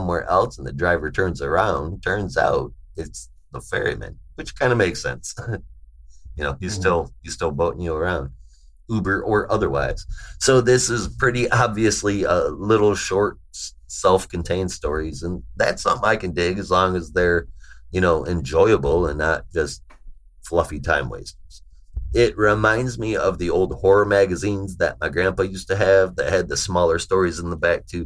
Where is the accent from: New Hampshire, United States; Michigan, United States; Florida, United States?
Michigan, United States; I grew up in Michigan, man, so I was right across the water from Canada